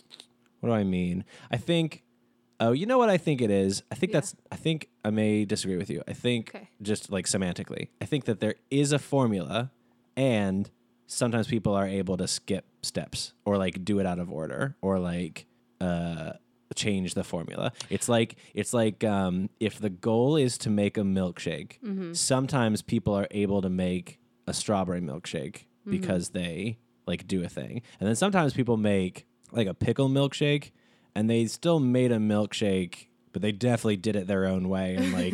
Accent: Texas, United States; Being from Texas, we do have a commonality of Dr. Pepper, though.

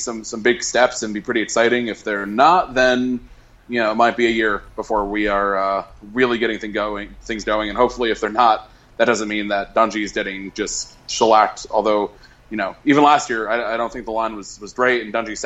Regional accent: Connecticut, United States; my home state

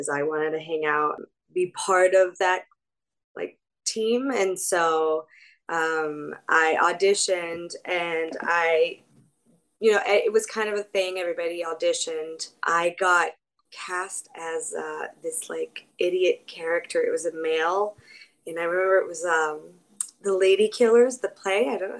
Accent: France; English is a second language; moved away; I grew up in France in a small town

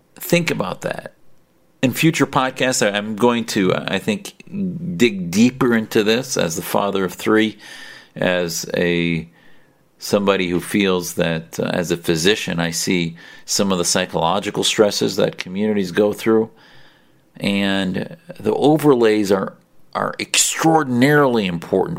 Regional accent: United States; as an American

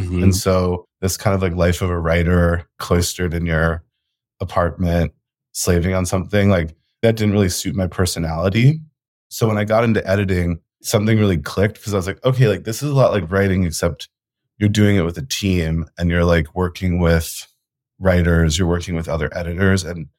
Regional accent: New York City, New York, United States; moved away as an adult; also born or lived in Colombia; I grew up in New York City, also went to college in New York City.

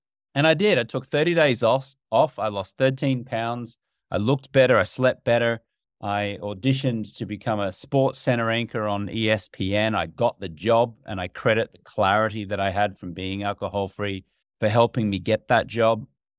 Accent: Australia; growing up in Australia, which is my native country

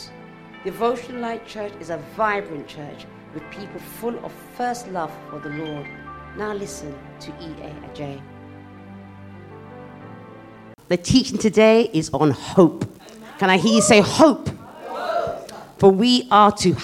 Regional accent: United Kingdom; as a teenager growing up in Britain

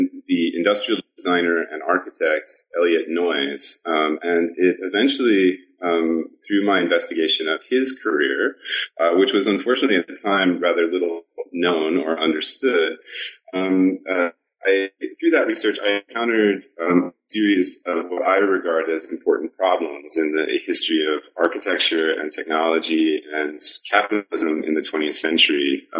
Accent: Portland, Oregon, United States; I'm originally from Portland, Oregon, and I originally went to Brown University to be a mechanical engineer

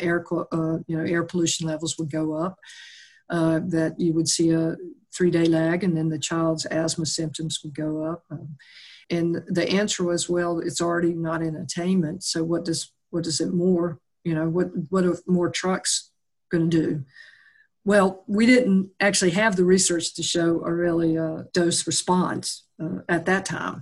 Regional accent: the South, United States; growing up in the South, we lived with cockroaches in and out

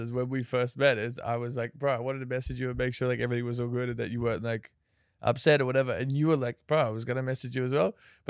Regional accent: Australia; I'm Australian, yeah.

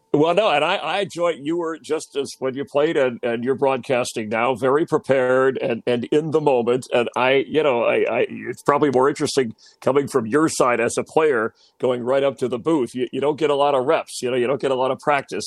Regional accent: Miami, Florida, United States; in Miami, uh, South Florida, growing up as a kid

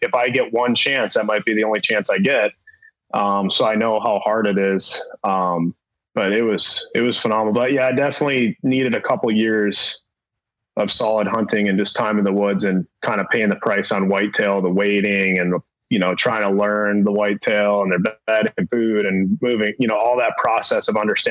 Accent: Minnesota, United States; when I was a kid growing up in Minnesota

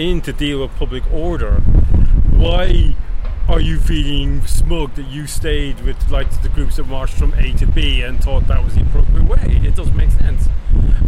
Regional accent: Ireland; I'm Irish

